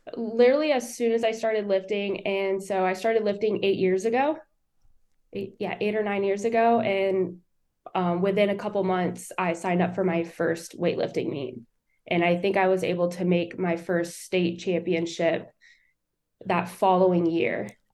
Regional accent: New Smyrna Beach, Florida, United States; born and raised in New Smyrna. I'm a 12th generation Floridian

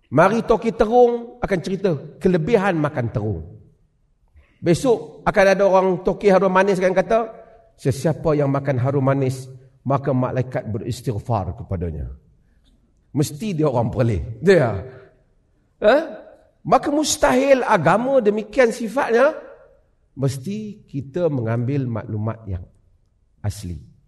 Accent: Penang, Malaysia; now in Perlis, Malaysia; Sejak saya lahir di Penang. Duduk di Perlia.

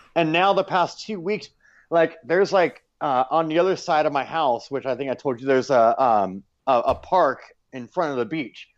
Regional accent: United States; moved away; I'm still American

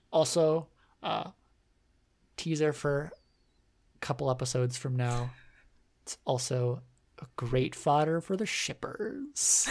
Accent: United States; we're American

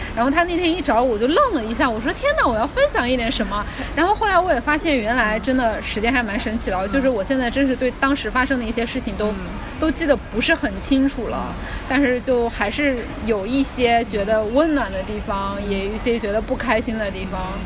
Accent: China; moved away as an adult; also born or lived in Belgorod, Russia / Melbourne, Australia; 我们是中国来的

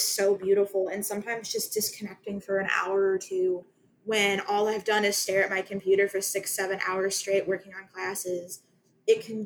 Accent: United States; I come from Lake County, so I'm on the complete opposite side of the state

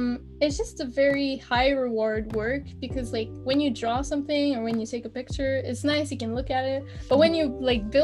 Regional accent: Quebec, Canada; first language French; English is a second language; So I live in Quebec. Which is in Canada. I don't like to say I'm Canadian. I like to say I'm a Quebecer

